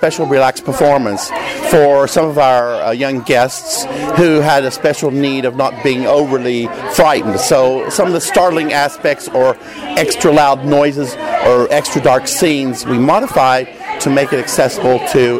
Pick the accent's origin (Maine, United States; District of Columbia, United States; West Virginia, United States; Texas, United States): West Virginia, United States; moved away as an adult; also born or lived in Afghanistan / South Korea; now in Los Angeles, United States; I'm from West Virginia. I went to college at Washington Lee University in Virginia and took acting. And then I was in the Peace Corps. I lived in Afghanistan. I lived in South Korea.